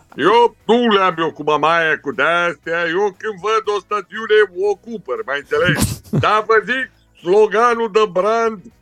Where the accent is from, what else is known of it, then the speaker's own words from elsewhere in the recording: Caracal, Olt County, Romania; Caracalului, de unde sunt eu